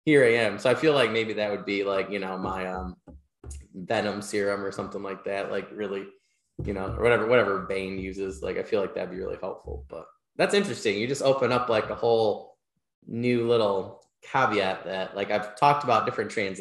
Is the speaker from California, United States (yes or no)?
no; Michigan, United States; now in New York, United States; My home state of Michigan